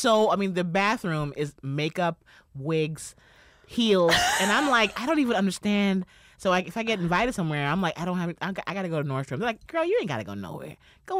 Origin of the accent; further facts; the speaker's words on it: New York City, New York, United States; moved away; also born or lived in Orange County, California; Bronx, New York.